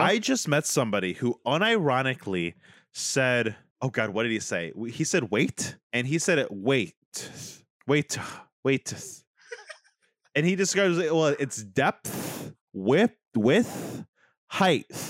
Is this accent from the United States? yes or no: yes; United States